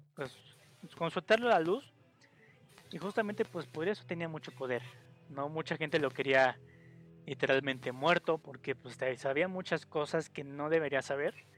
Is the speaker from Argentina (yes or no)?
no; Mexico; entre mexicanos somos también eh, celosos